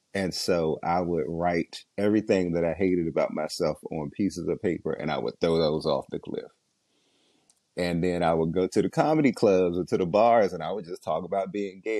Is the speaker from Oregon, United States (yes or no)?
no; Washington, District of Columbia, United States; I grew up in Southeast DC